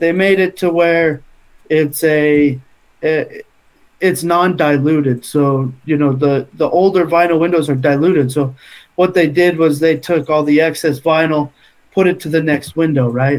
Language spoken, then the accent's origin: English; Utah, United States; we're from Utah, Salt Lake or Northern Utah is like door to door capital of the world